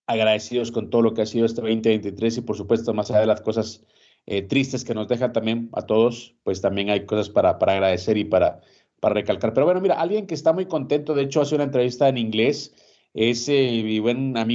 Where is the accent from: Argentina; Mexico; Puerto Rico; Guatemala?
Guatemala; Te voy a hablar como guatemalteco, ¿no? Estar con vos aquí en esta plataforma